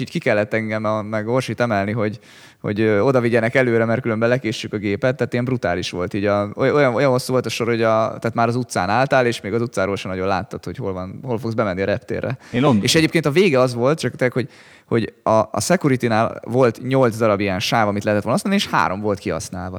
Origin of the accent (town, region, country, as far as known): Hungary